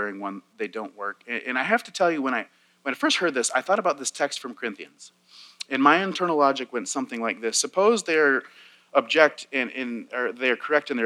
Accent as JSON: {"language": "English", "country": "United States", "said": "I'm an American who was alive on 9/11"}